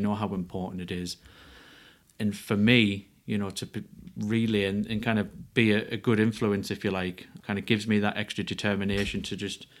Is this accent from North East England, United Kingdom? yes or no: yes; Ferryhill, North East England, United Kingdom; I'm from Ferry Hill in County Durham.